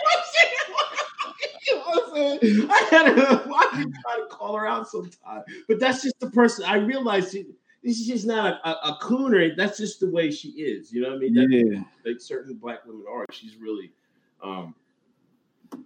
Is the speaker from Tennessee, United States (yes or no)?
no; Exton, Pennsylvania, United States; I grew up in Exton, Pennsylvania.